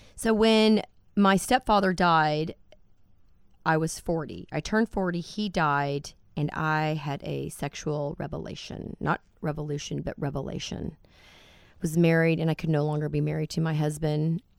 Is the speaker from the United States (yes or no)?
yes; Dallas, Texas, United States; I'm from Dallas, born and raised in this crazy, very biblical town that we live